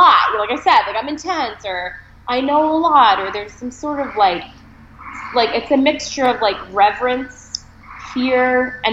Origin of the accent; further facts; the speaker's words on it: Boston, Massachusetts, United States; also born or lived in Maine / Connecticut; now in New York, United States; I was born in Maine and raised in Boston for a good amount of time